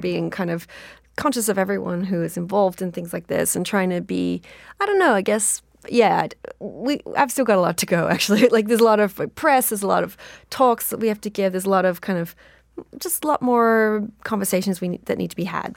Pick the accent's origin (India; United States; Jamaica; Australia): Australia; I'm Australian